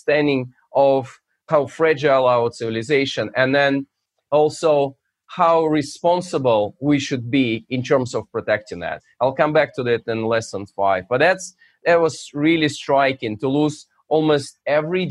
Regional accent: Russia; now in United States; So I'm originally from Russia, but my main geography is U.S.

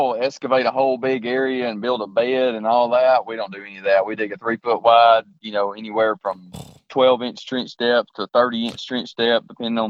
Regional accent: Georgia, United States; I'm from Georgia.

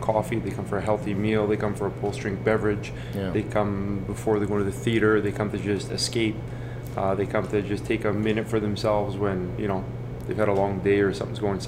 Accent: Edmonton, Alberta, Canada; also born or lived in Italy; I grew up born and raised in Edmonton.

